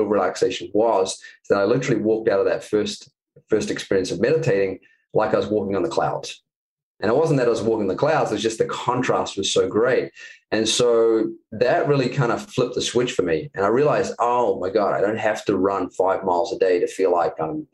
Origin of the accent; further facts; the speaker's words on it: New Zealand; moved away as an adult; I'm from New Zealand